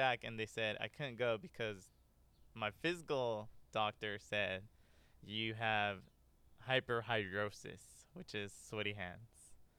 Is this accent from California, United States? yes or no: yes; Ontario, California, United States; also born or lived in Placentia, California / La Habra, California; now in Anaheim, United States; as Gek said, and I grew up, born and raised in Ontario, California, and moved 3 times. So, raised in Ontario, moved to Placentia, moved to La Habra, and then ended up living here in Anaheim for most of my life.